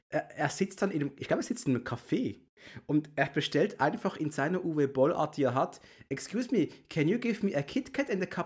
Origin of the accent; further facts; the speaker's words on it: Switzerland; bin Schweizer, ich kann sonst nichts sagen.